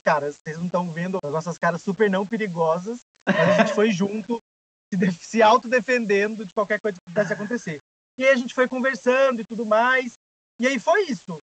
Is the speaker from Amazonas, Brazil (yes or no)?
no; São José dos Campos, São Paulo, Brazil; now in São Paulo, Brazil; eu não sou de São Paulo, sou de São José dos Campos, então eu não morava aqui